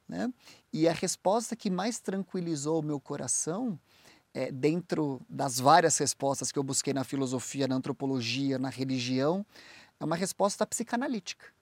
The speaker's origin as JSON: {"language": "Portuguese", "country": "Brazil", "also_born_or_lived": "United States", "moved": "as an adult", "said": "Eu sou do Brasil, eu é, sou advogado"}